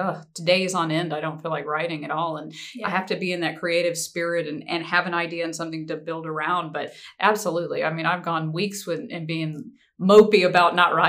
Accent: Biloxi, Mississippi, United States; also born or lived in Boston, Massachusetts; now in Spanish Fort, United States; Biloxi, Mississippi. That's my hometown

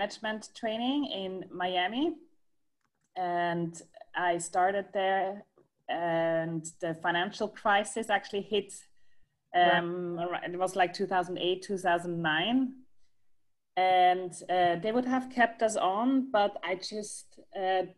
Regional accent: Switzerland; moved away as an adult; also born or lived in London; now in Seattle, United States; I'm originally from Switzerland.

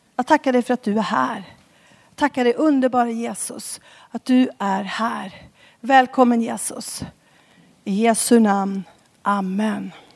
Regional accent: Skara, Västra Götaland, Sweden; moved away as an adult; now in Stockholm, Sweden; Jag är från Skara ursprungligen. Bor i Stockholm sedan 10-12 eh, år tillbaka

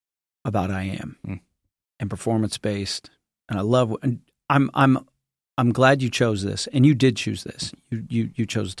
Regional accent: Buckley, United States; I'm the son of James P or James and Jeanette …. They're missionaries and pastors. I am from Buckley.

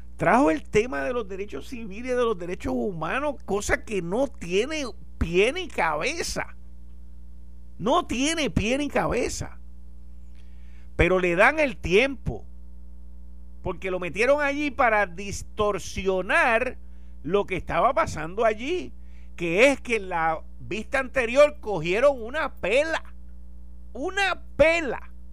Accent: Puerto Rico

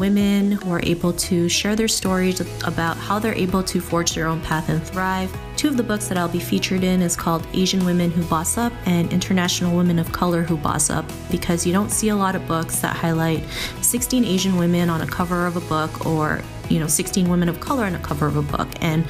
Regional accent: Toronto, Ontario, Canada; I am from Toronto, Canada

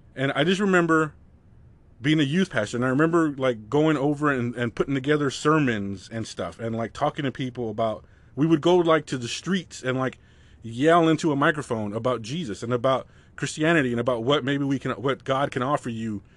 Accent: United States; I grew up right on the California border, which is just pandemonium

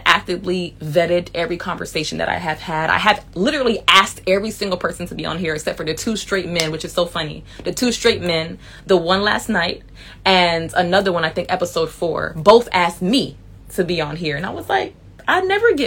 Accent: Miami, Florida, United States; moved away; a man who I knew who was super cool with me from back home, from Miami

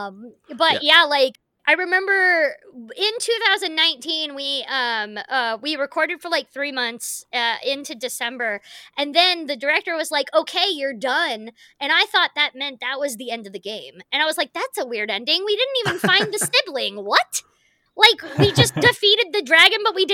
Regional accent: United States; as an actor and as an American

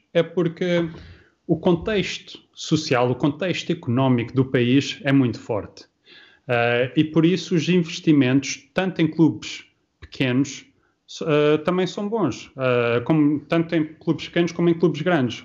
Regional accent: Luxembourg; moved away as an adult; also born or lived in Portugal / Liverpool; now in Norway; eu saí de Portugal, tinha 5 anos, cresci no Luxemburgo uh, e depois só voltei para Portugal quando foi para a universidade

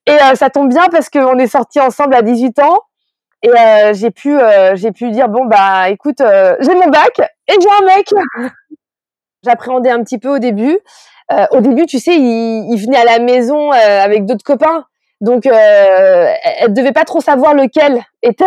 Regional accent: France; je suis née en France

